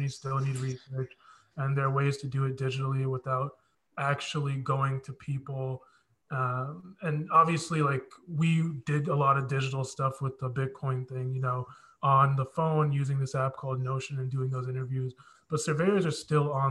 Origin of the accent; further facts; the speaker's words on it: United States; I am fully Nigerian. Both my parents are Nigerian, but I was born here